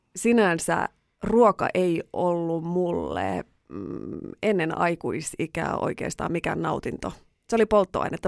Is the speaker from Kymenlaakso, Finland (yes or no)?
no; Raahe, North Ostrobothnia, Finland; Mä oon siis Raahesta kotoisin maatalosta.